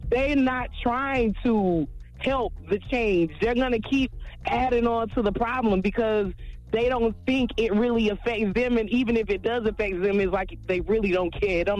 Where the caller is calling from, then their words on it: Jacksonville, Florida, United States; I'm calling from Jacksonville.